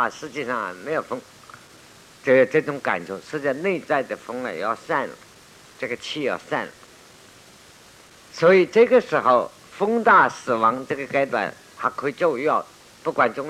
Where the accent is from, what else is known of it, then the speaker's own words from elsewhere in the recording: China; 所以你看，我们中国人过去发的死亡的符文，寿终正称很难弄